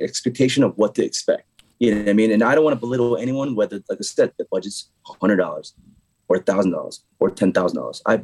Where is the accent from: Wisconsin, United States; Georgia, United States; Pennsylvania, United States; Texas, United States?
Pennsylvania, United States; Philadelphia; moved away; also born or lived in New York City; I'm from Philadelphia originally